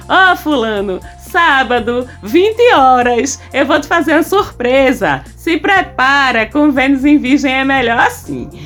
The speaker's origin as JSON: {"language": "Portuguese", "region": "Northeast Region", "country": "Brazil", "said": "eu sou nordestina"}